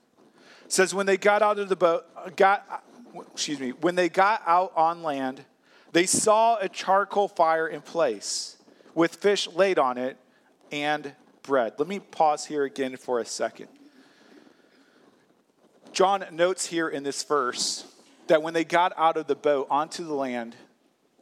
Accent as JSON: {"language": "English", "town": "St. Louis", "region": "Missouri", "country": "United States", "moved": "as an adult", "lives_now": "Wisconsin, United States", "said": "I'm from St. Louis, Missouri"}